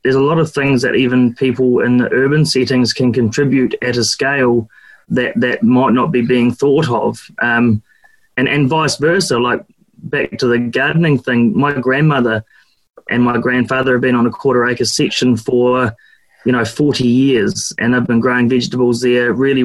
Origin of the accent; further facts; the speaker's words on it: Duntroon, Otago, New Zealand; also born or lived in Oamaru; I was brought up in Duntroon up the Waitaki Valley, and then went to school in Oamaru.